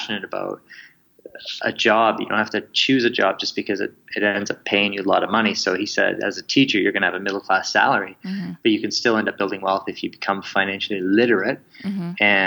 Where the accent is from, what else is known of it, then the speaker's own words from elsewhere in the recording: Kamloops, British Columbia, Canada; moved away as an adult; also born or lived in Victoria, Canada / Comox, Canada; I grew up in Kamloops, British Columbia